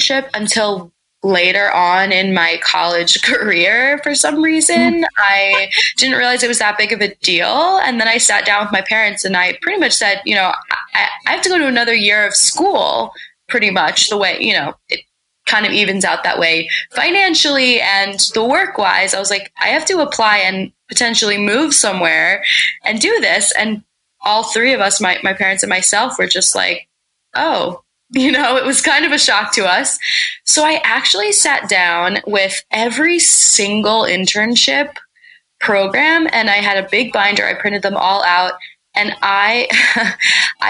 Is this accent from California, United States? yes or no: no; Pennsylvania, United States; moved away as an adult; also born or lived in Massachusetts / Delaware; I'm actually from Pennsylvania.